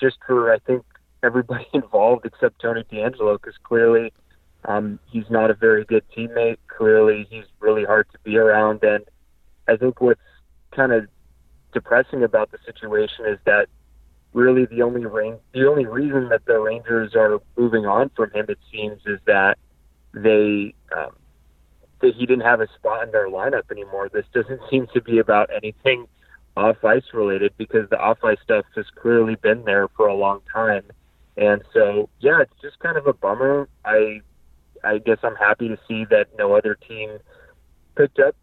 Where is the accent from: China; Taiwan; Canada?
Canada; Montreal, Quebec; I was born in Montreal